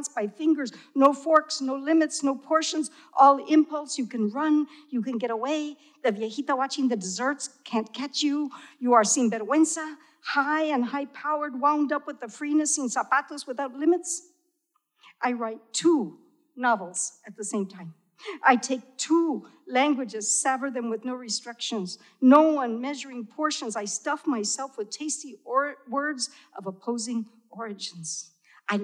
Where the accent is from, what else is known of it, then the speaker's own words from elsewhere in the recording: Texas, United States; I grew up in Tex y Mex, you know? We spoke half English, half Spanish.